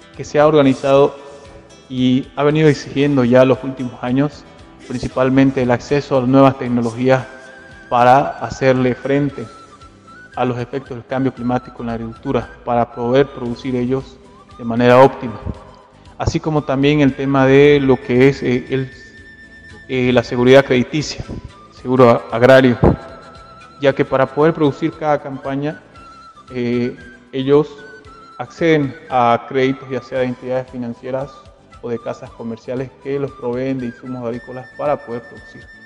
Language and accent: Spanish; Norte Integrado, Santa Cruz, Bolivia; soy del departamento de Santa Cruz, específicamente de la zona del norte integrado